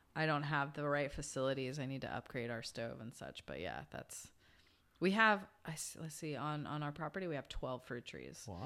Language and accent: English; Georgia, United States; moved away; I grew up in Georgia